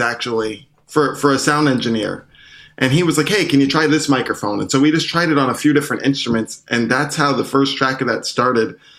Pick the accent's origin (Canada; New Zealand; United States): United States; Syracuse, New York; now in Brooklyn, United States; I grew up in Syracuse